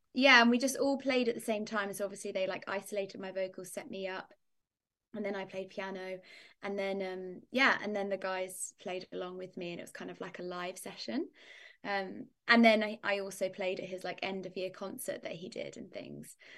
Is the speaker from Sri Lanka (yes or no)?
no; Northamptonshire, East Midlands, United Kingdom; I come from Northamptonshire in the U K. It's like, um, in the middle of England is how I describe it